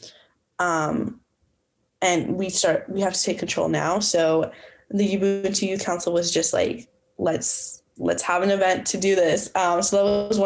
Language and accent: English; Calgary, Alberta, Canada; moved away as an adult; now in Winnipeg, Canada; I'm from Calgary, Alberta.